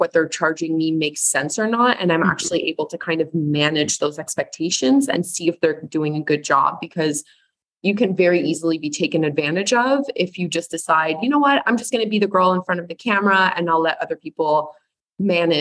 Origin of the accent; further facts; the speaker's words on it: Canada; I'm Canadian.